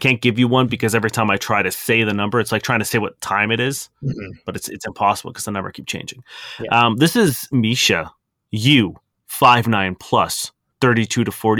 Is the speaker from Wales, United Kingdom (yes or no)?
no; London, United Kingdom; I'm born and from London.